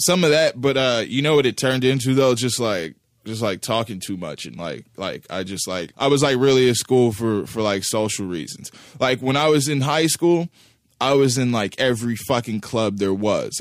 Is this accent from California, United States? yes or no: yes; Los Angeles, California, United States; also born or lived in Pacoima / Sylmar; I was born in, uh, in Van Nuys